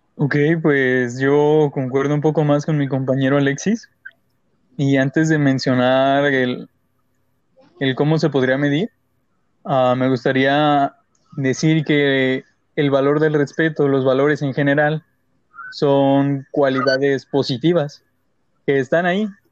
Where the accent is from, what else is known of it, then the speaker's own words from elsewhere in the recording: Mexico; nosotros como mexicanos